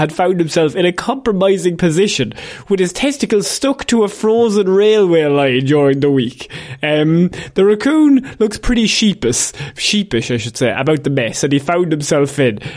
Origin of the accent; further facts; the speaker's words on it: Ireland; as Irish people